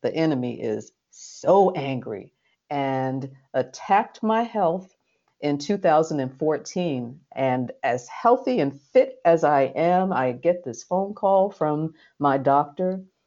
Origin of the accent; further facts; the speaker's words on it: New York City, New York, United States; this little brown girl who was born and raised in the Red Hook projects of Brooklyn, New York